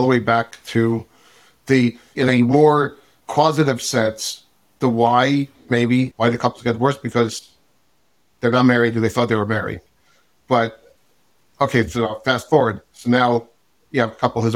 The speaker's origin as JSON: {"language": "English", "town": "New York City", "region": "New York", "country": "United States", "tie": "born or raised there", "said": "I am originally from Brooklyn. Grew up in a regular modern Orthodox-ish family."}